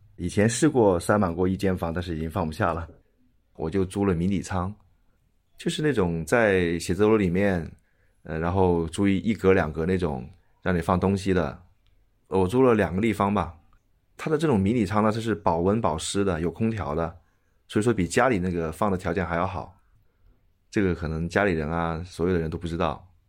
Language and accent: Chinese; Jiangsu, China; also born or lived in Shanghai; now in Guangzhou, China; 我是在上海出生的，然后小学跟初中是在江苏长大